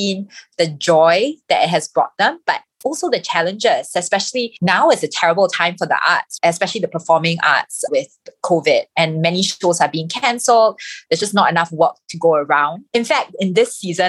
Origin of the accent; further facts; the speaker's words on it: Singapore; I am a Singaporean